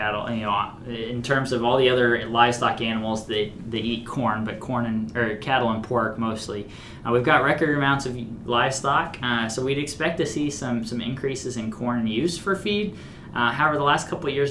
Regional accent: Missouri, United States; moved away; my home state of Missouri

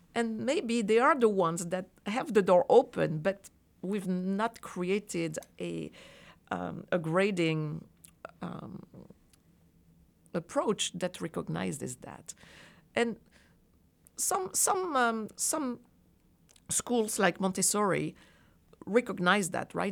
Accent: France; moved away as an adult; now in United States; I grew up in France

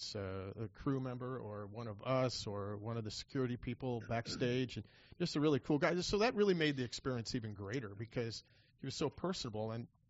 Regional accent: Illinois, United States; now in Ohio, United States; I'm a transplant, and I know about the OHIO. I'm from Illinois

